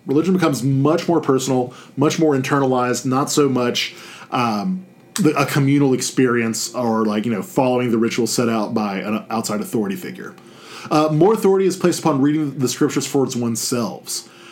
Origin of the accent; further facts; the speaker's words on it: Baton Rouge, Louisiana, United States; I was born in Baton Rouge. I was raised in Baton Rouge.